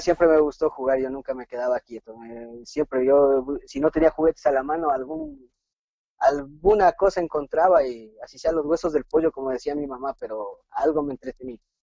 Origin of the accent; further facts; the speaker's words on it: Ibarra, Imbabura, Ecuador; Llegamos a la ciudad de Ibarra, donde resido